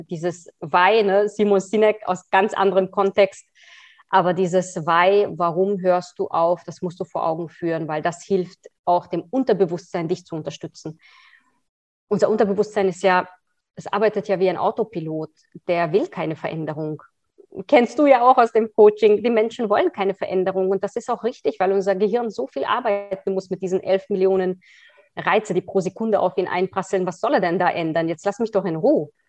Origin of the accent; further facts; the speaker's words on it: Hungary; born there; also born or lived in Austria; Ich bin zwar Österreicherin, aber ich bin gebürtige Ungarin. Ich habe in vielen Ländern gelebt.